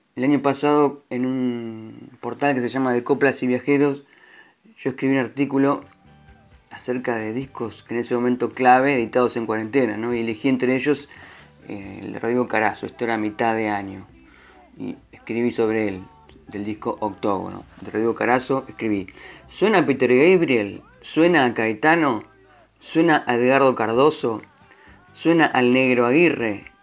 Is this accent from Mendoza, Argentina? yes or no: no; La Plata, Buenos Aires Province, Argentina; Yo soy platense, pero tengo familia en San Juan.